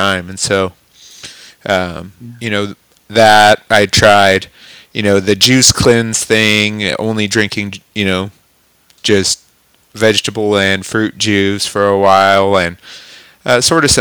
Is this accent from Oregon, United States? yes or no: yes; Klamath Falls, Oregon, United States; moved away as an adult; now in Clarkston, United States; I decided to move out of my hometown, So I'd always grown up in Southern Oregon, Klamath Falls, Oregon